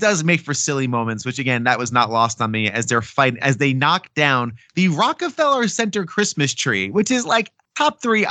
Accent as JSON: {"language": "English", "region": "Northern New Jersey", "country": "United States", "moved": "yes", "lives_now": "New York, United States", "said": "I spend a good amount of time in New York living there. I'm from the Northeast, Northern New Jersey"}